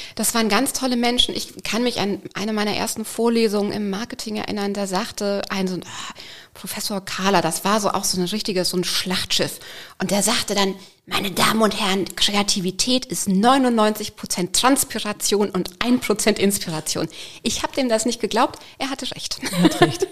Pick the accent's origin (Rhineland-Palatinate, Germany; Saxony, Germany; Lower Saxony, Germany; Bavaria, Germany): Bavaria, Germany; moved away; Ich komme aus Bayern ursprünglich, da hat man Religion gehabt in der Grundschule